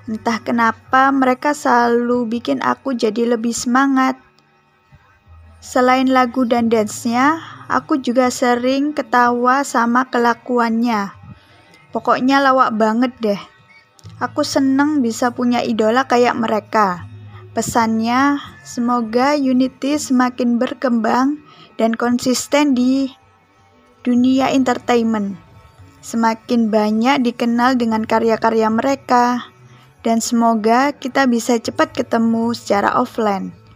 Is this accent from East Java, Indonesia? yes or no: yes; Gresik, East Java, Indonesia; Aku berasal dari kota Gersik, Jawa Timur.